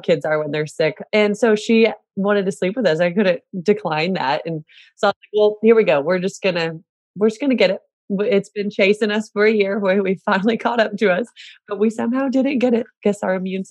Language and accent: English; Celina, Texas, United States; I'm from Salina, Texas, which is north of Dallas.